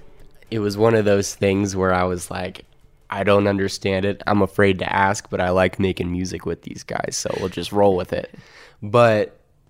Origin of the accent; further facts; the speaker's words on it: Colorado, United States; also born or lived in Kansas City, Missouri / Stillwater, Oklahoma; So I moved to Colorado when I was 8. I was born in Kansas City, Missouri.